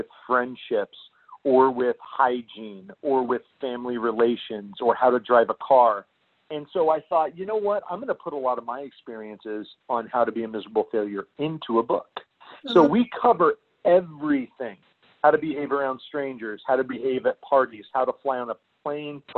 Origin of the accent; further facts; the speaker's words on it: central Illinois, United States; also born or lived in Mesa, Arizona; I grew up in central Illinois